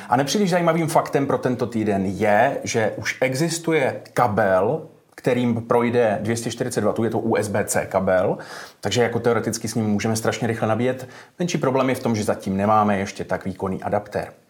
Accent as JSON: {"language": "Czech", "region": "Moravia", "country": "Czechia", "said": "tady třeba u nás na Moravě"}